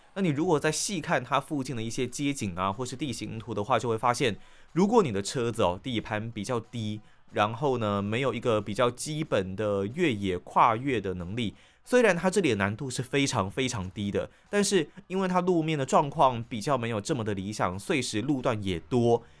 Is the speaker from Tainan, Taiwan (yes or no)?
yes; Tainan, Taiwan; moved away; also born or lived in Taipei; 我回到了我的家乡台南